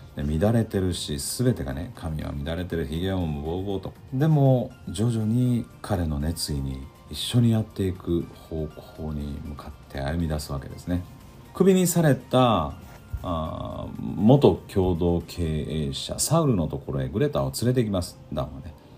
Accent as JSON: {"language": "Japanese", "region": "Osaka", "country": "Japan", "tie": "born or raised there", "also_born_or_lived": "Tokyo", "said": "僕は大阪で育って大阪で東京でも住んだことがあって"}